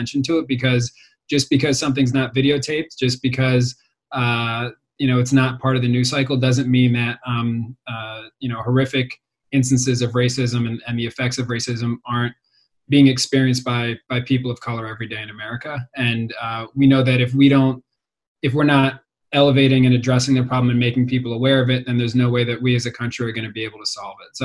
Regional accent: Philadelphia, Pennsylvania, United States; also born or lived in Rochester; I'm a native Philadelphian. I grew up in Germantown

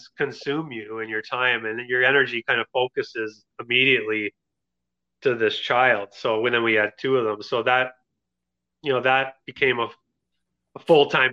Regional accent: Kitchener, Ontario, Canada; also born or lived in Kingston; I moved up to Kitchener. It's my hometown.

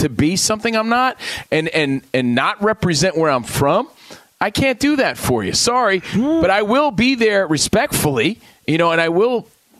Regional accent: New Jersey, United States; knowing damn well I'm from New Jersey and I'm a Yankees fan.

